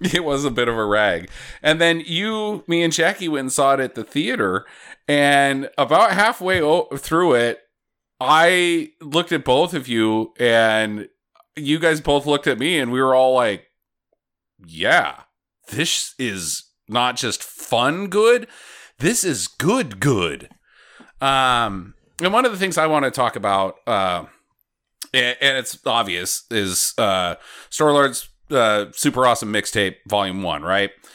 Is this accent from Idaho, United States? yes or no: yes; Idaho, United States; moved away; Idaho's a big farming area. I now live in an even bigger farming area.